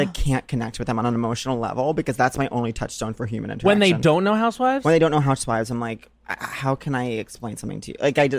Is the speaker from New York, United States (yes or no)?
yes; Long Island, New York, United States; it was like literally in my hometown. It made history in being the most gay people in one space in the history of all of Long Island.